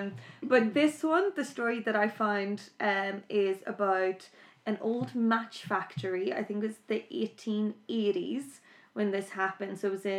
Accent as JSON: {"language": "English", "town": "Belfast", "region": "Northern Ireland", "country": "United Kingdom", "said": "I am originally from Belfast."}